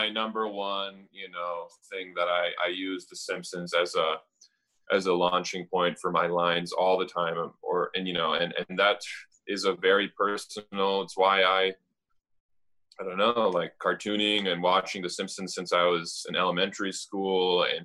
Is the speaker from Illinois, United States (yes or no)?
no; Madison, Wisconsin, United States; also born or lived in Romania / San Francisco / Milwaukee / Green Bay; I was raised in San Francisco and Milwaukee and then Green Bay and then finally in second grade we landed in Madison. So I was like essentially for all intensive purposes raised in Madison.